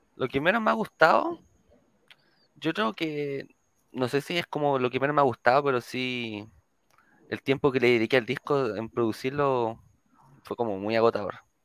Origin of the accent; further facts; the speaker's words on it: Viña del Mar, Valparaíso, Chile; yo soy de Viña, nacido y criado en Viña